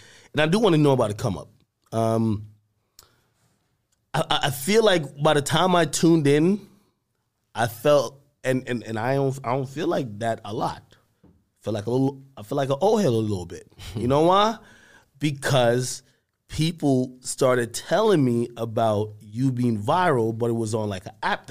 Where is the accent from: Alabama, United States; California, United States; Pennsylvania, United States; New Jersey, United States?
New Jersey, United States; also born or lived in Jamaica; I'm from Jersey. {S1} Right. {S0} I was born in Jamaica. I moved to Jersey young age, like 11 or whatever the case is. And at that point, I've always been in Jersey. I'm still in Jersey.